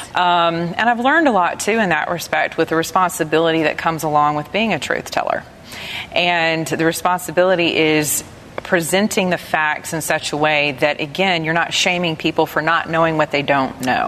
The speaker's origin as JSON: {"language": "English", "region": "the South", "country": "United States", "said": "I'm from the South"}